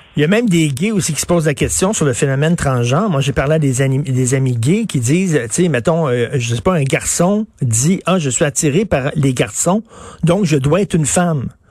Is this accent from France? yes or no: no; Quebec, Canada; qui vit ici, chez nous, au Québec